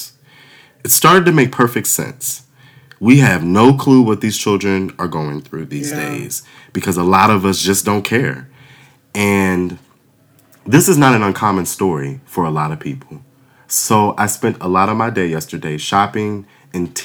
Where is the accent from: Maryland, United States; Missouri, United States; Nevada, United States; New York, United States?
Maryland, United States; Waldorf; I grew up in Waldorf, Maryland